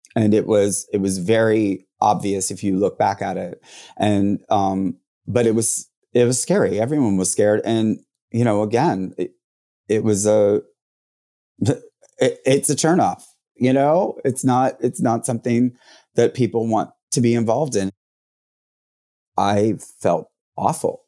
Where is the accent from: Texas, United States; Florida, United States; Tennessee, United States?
Florida, United States; Jacksonville; also born or lived in Orlando; I'm from Jacksonville. So I grew up in Jacksonville